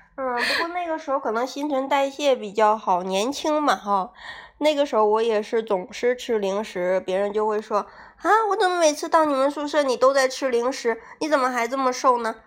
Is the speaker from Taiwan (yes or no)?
no; Northeast China, China; 我们东北那边天气